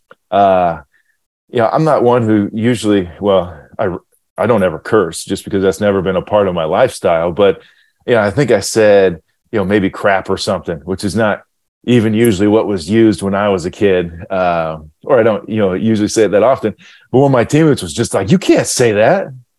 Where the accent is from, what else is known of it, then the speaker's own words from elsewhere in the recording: Ohio, United States; growing up in Ohio, I was in Ohio at the time